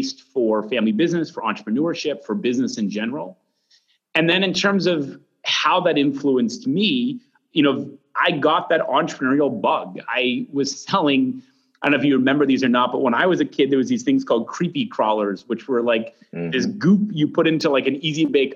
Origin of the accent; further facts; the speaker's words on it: Mount Monadnock, New Hampshire, United States; I grew up right on the base of Mount Monadnock.